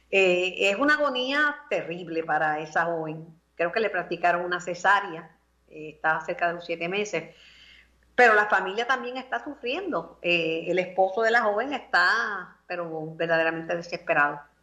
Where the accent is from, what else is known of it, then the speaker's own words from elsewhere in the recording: Mayagüez, Puerto Rico; mi pueblo natal, de mi amado Mayagüez, Sultana del Oeste.